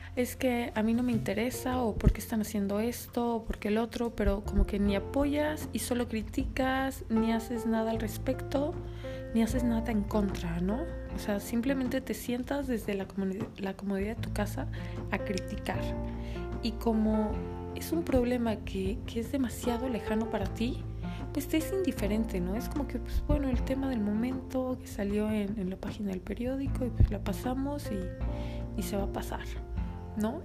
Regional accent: Mexico

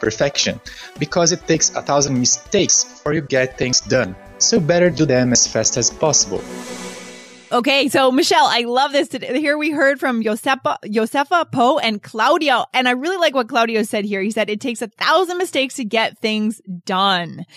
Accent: Colombia; English is a second language; I'm from Colombia

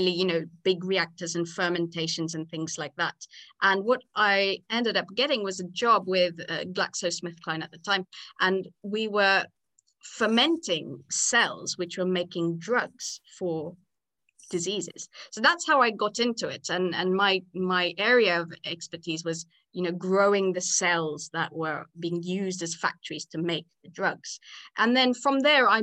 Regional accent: Nakuru, Rift Valley, Kenya; moved away as an adult; now in England; So I actually grew up in the Rift Valley, in a little town called Nakuru.

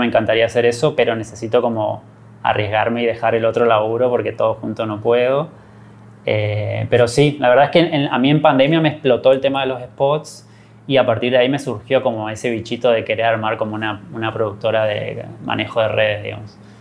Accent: Corrientes, Argentina; also born or lived in Buenos Aires, Argentina; soy correntino

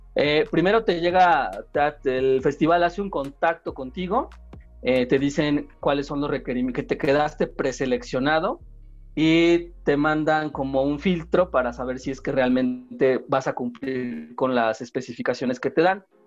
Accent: southern Tlaxcala, Mexico; yo también soy del sur de Tlaxcala

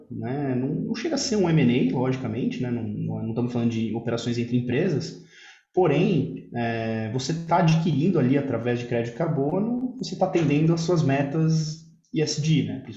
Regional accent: Italy; O, o italiano, a gente sabe, eu, eu sou, sou italiano, tenho, tem um sangue, um sangue emocional

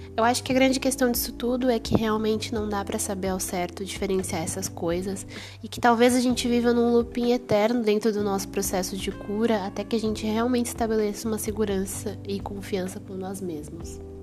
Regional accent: Brazil; eu sou brasileira

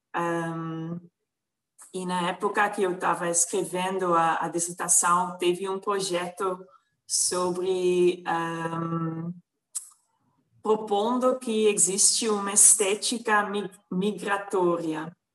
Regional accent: Netherlands; Portuguese is a second language; moved away as an adult; now in Brazil; Eu nasci numa cidade pequena na Holanda

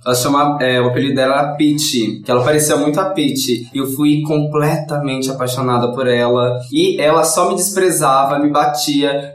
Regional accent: São Paulo, Brazil; a minha quebrada lá, a Fazenda da Juta

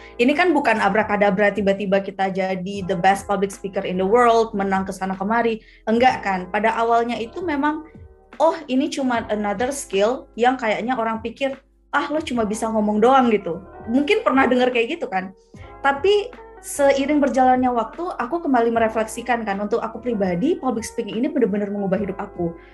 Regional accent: Aceh, Indonesia; moved away; aku anak Aceh nih aku nih dari Aceh ya orang tuaku masih di Aceh jadi aku di sini sendirian merantau

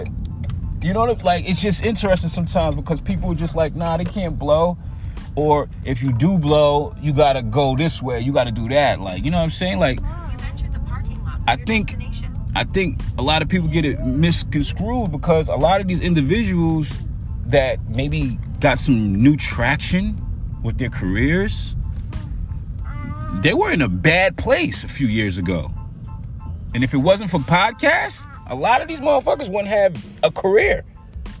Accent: New York City, New York, United States; I'm from Staten Island.

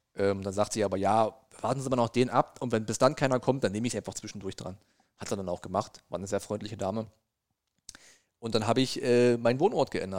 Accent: Brandenburg, Germany; moved away as an adult; now in Saxony, Germany; ich bin und bleibe Brandenburger

